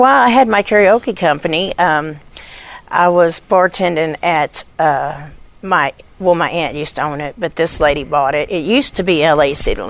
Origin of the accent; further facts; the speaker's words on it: Little Rock, Arkansas, United States; born there; also born or lived in Germany; Well, I was born in Little Rock, Arkansas, and I was an Army brat, so I've been all over the world, and I've been to Germany and Paris and all that.